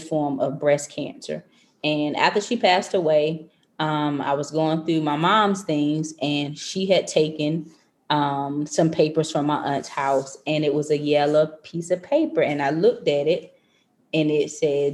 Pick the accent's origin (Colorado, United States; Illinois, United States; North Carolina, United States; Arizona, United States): North Carolina, United States; moved away as an adult; now in Maryland, United States